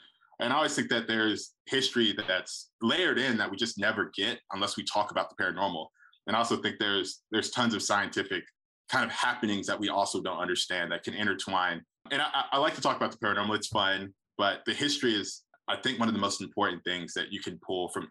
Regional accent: Auburn, Alabama, United States; I was born and raised in Auburn and stayed there for a while, went to school at UAB, and then left with my wife, and then we just actually came back.

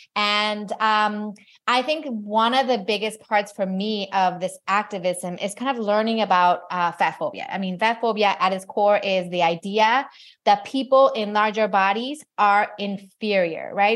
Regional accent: Mexico; I grew up in Mexico, but my mom's American

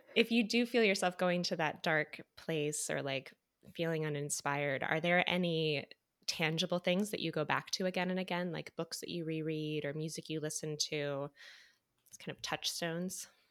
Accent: Midwest, United States; moved away as an adult; also born or lived in Evansville; now in New York, United States; I was from the Midwest

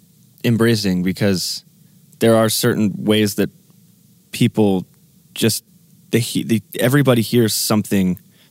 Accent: Texas, United States; I'm from Texas.

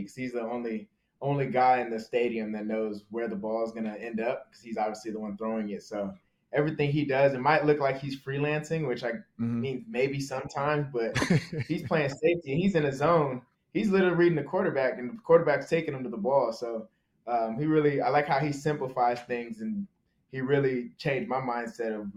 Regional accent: Southern California, United States; moved away as an adult; now in Minnesota, United States; I grew up in Southern California

